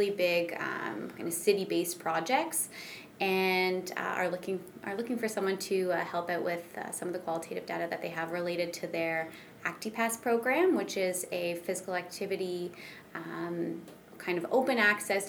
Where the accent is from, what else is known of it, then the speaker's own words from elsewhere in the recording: Pickering, Ontario, Canada; also born or lived in Whitby; now in London, Canada; I'm from Pickering, which is just east of Toronto